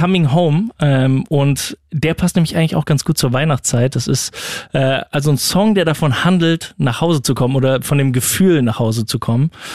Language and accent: German; Düsseldorf, North Rhine-Westphalia, Germany; moved away; in der Heimat, wo ich herkomme, in Düsseldorf